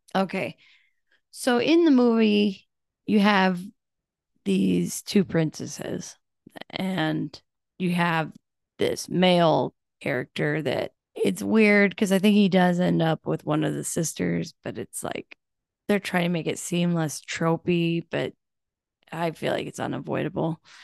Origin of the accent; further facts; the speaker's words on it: United States; we do that as Americans